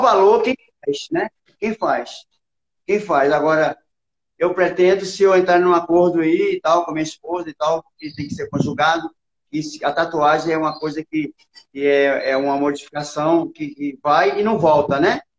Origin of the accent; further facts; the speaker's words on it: Brasília, Federal District, Brazil; also born or lived in Barreiras, Bahia; eu sou baiano, eu, eu nasci em Barreiras, na Bahia, e vim para Brasília com uns oito anos de idade.